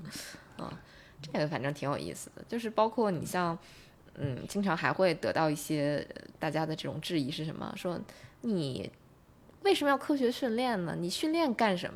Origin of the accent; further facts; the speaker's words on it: China; 是我们中国人